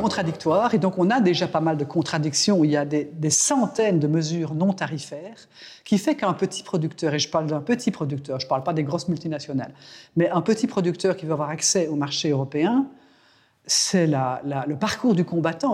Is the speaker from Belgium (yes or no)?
yes; Belgium; chez nous, en Belgique